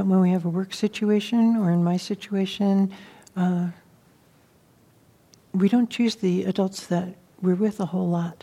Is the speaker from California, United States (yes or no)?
yes; San Francisco, California, United States; I grew up with in San Francisco, you know, in a white community.